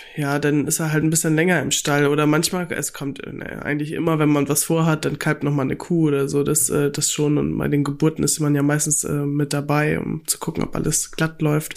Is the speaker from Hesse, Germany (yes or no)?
no; Kellinghusen, Schleswig-Holstein, Germany; moved away as an adult; also born or lived in Kiel; now in North Frisia, Germany; Ich bin ja ländlich aufgewachsen in Kellinghusen im Kreis Steinburg